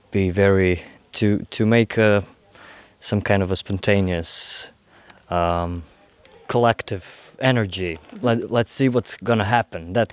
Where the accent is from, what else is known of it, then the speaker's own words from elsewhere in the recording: Croatia; Slovenian is a second language; prihajam iz Kroatije, študiral sem opera singing.